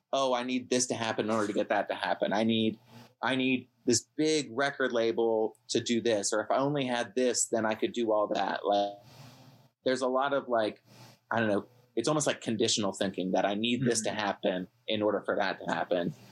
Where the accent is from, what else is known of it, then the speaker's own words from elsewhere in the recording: Ohio, United States; us growing up in Ohio or li- still living in Ohio